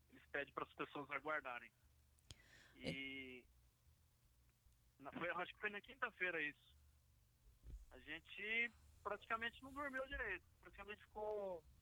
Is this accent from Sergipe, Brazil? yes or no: no; Minas Gerais, Brazil; also born or lived in Ashdod, Israel; now in Beersheba, Israel; Sou da região de Minas Gerais.